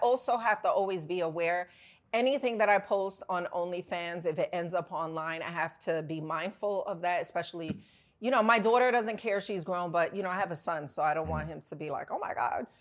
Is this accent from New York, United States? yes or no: yes; New York, United States; I'm from New York